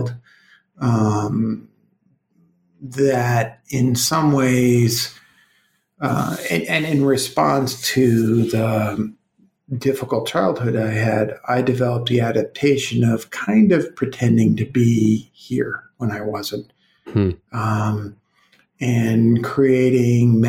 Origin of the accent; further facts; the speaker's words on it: Brooklyn, New York, United States; now in Colorado, United States; I'm from Brooklyn